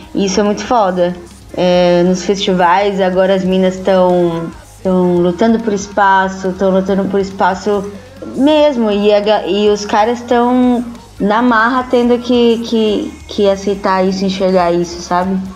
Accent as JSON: {"language": "Portuguese", "town": "Santo André", "region": "São Paulo", "country": "Brazil", "said": "A gente é de Santo André"}